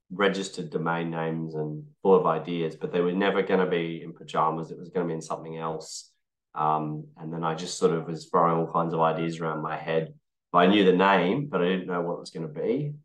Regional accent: Australia; I'm being Australian

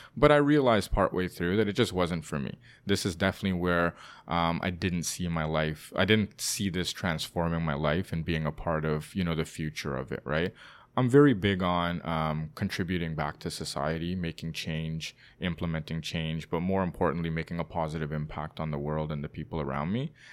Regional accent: Toronto, Ontario, Canada; also born or lived in London, United Kingdom; Born and raised in Toronto.

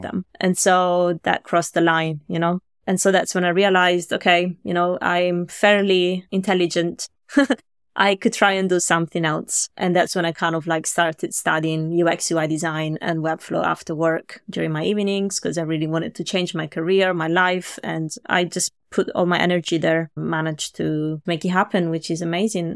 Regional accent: Italy; moved away as an adult; now in London, United Kingdom; I'm from Italy originally

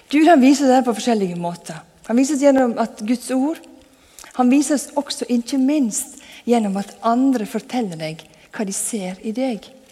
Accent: Sunnmøre, Møre og Romsdal, Norway; moved away; Jeg vokste opp på Sunnmøre, og da på ei bygd der skal du helst ikke skryte av noen ting

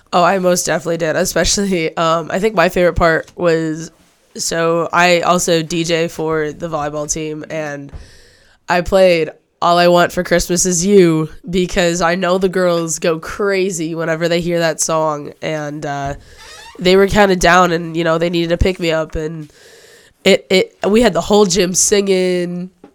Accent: Manton, Michigan, United States; moved away; also born or lived in Cadillac, Michigan; I'm from a small town in northern Michigan. I'm from Manton.

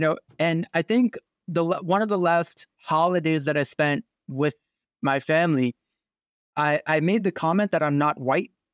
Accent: New York City, New York, United States; also born or lived in Pocono area, Pennsylvania; now in New England, United States; I grew up in New York City. Then, uh, we moved to the, um, the Pocono area of Pennsylvania

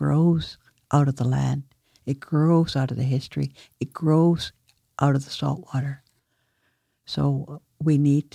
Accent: Tsawout First Nation, Saanich Peninsula, British Columbia, Canada; I'm from Sayout First Nation on the Saanich Peninsula. We're part of the Saanich Nation, and I've grown up there and lived there all my life.

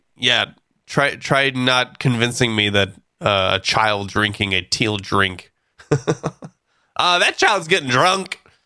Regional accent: California, United States

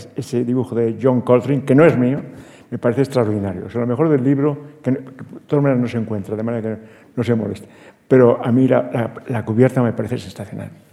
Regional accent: Larache, Tanger-Tetouan-Al Hoceima, Morocco; moved away; en Larache, donde yo nací

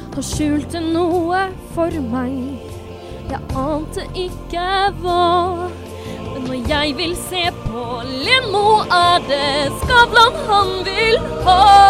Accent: Kragerø, Telemark, Norway; min hjemby Kragerø

